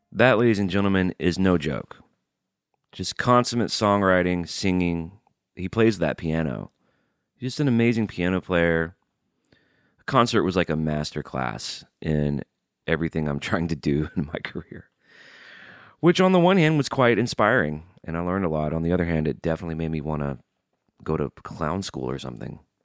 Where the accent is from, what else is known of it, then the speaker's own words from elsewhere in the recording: Birmingham, Alabama, United States; now in Nashville, United States; I grew up in Birmingham, Alabama, and life growing up there wasn't always great.